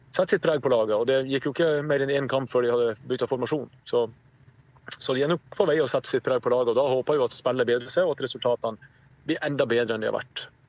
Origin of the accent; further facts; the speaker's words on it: Saltdal, Nordland, Norway; moved away as an adult; now in Kristiansand, Norway; Jeg kommer opprinnelig fra en, eh, en, liten kommune i Nordland som heter Saltdal kommune